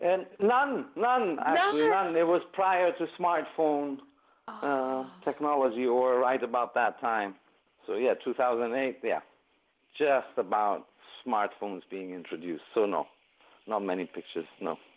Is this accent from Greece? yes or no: yes; Greece; they were in my home country